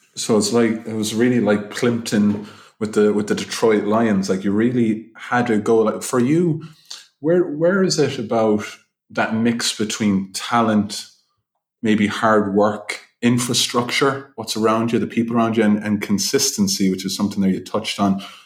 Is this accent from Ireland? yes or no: yes; Limerick, Munster, Ireland; now in Dublin, Ireland; I'm a Limerick man